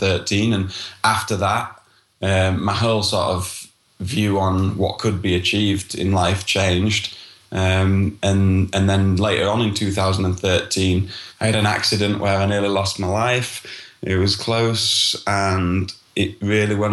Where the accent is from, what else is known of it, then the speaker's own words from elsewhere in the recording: Yorkshire and the Humber, United Kingdom; I'm from Yorkshire, North Yorkshire in the United Kingdom, in England